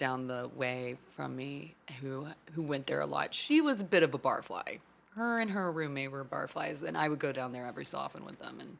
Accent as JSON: {"language": "English", "town": "Fort Worth", "region": "Texas", "country": "United States", "tie": "born or raised there", "moved": "as an adult", "said": "I grew up in Fort Worth, Texas."}